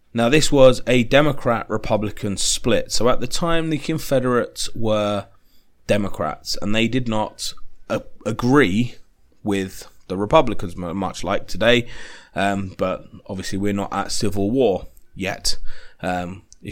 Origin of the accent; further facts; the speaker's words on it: United Kingdom; I'm British